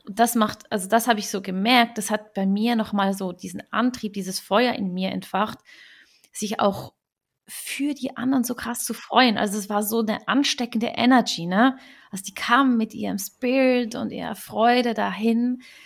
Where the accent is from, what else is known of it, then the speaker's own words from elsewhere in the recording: Switzerland; viele Schweizer, mich inklusive